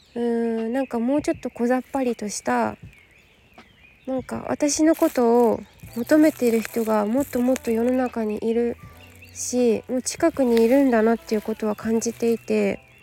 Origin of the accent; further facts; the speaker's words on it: Yokohama, Kanagawa, Japan; 私の地元